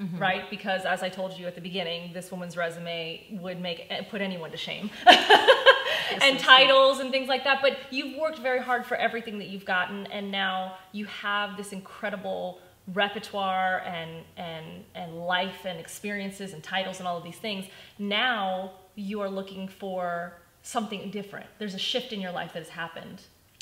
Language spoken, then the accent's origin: English; France; now in United States; I'm from France